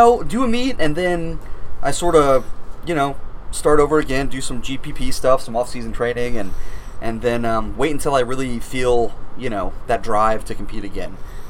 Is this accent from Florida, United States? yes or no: yes; Florida, United States; moved away as an adult; now in Maine, United States; I'm from Florida originally, yes.